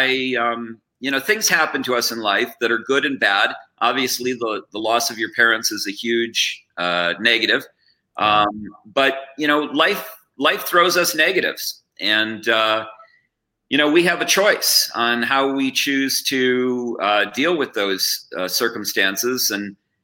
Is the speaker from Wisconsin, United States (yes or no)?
yes; Wauwatosa, Wisconsin, United States; I was born and raised in Wauwatosa, Wisconsin